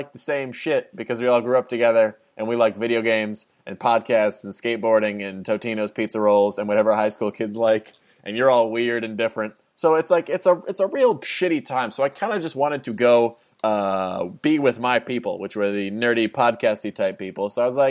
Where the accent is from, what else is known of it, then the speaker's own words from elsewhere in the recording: New Jersey, United States; moved away as an adult; I moved from New Jersey to Los Angeles, and I went to college